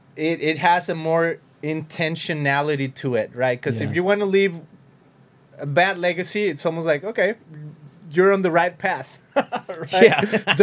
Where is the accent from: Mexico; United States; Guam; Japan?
Mexico; You know, I come from Mexico. I know this is about. Even in my own personal experience in Mexico is like, I went to a few of these things, like pyramidal whatever in Mexico.